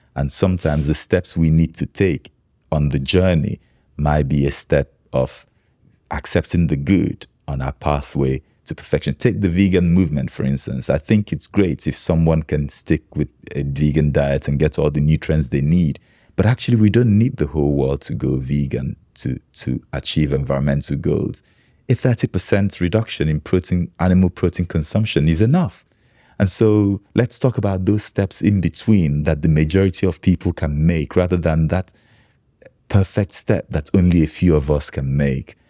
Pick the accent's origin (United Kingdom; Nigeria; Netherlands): Nigeria; growing up in Nigeria